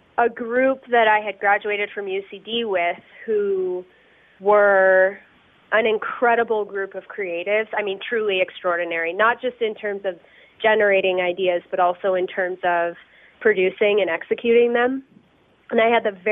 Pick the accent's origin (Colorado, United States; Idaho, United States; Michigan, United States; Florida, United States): Colorado, United States; Denver; also born or lived in Cincinnati / Boulder; I grew up in Denver